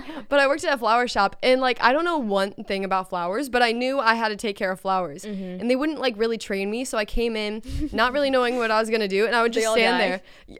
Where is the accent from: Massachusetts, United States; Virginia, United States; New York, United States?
Virginia, United States; Virginia Beach; I'm from Virginia Beach.